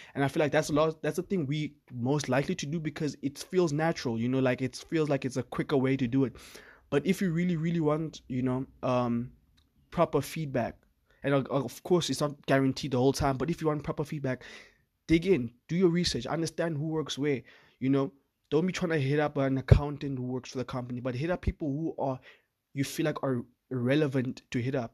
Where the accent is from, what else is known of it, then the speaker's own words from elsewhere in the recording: South Africa; I'm from South Africa